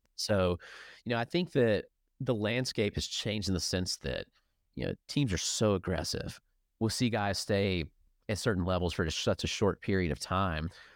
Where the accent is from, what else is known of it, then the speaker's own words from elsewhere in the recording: near Atlanta, Georgia, United States; now in Greenville, United States; I grew up near Atlanta